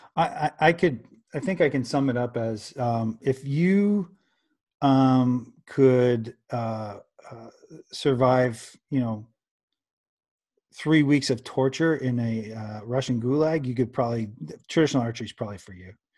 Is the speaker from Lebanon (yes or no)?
no; Canada; I'm a Canadian